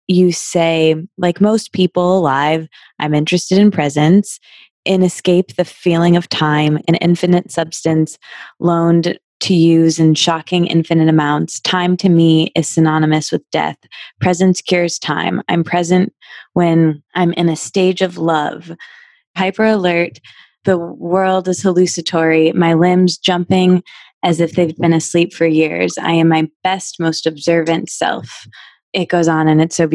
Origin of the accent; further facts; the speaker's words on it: Michigan, United States; moved away as an adult; now in California, United States; I'm from the Midwest. I'm from Michigan